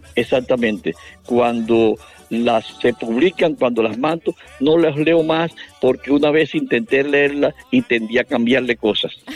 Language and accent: Spanish; Chimichagua, Cesar, Colombia; moved away as an adult; now in Valledupar, Colombia; a mi tierra Chirichagua que me, que me vio nacer